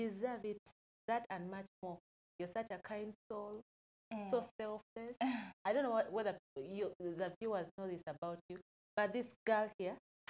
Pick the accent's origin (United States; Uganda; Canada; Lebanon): Uganda; from Uganda, 25